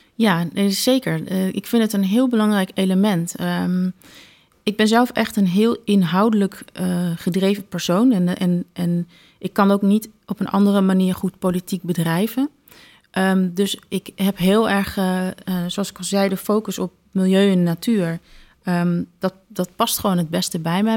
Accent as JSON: {"language": "Dutch", "region": "Groningen", "country": "Netherlands", "tie": "born or raised there", "also_born_or_lived": "Belgium / Wageningen", "said": "ik ben in België geboren, uit een Congolese vader en een Nederlandse moeder. Eh, maar eigenlijk al eh, sinds dat ik één jaar ben, ben ik eh, nou ja, in en rond de stad Groningen opgegroeid."}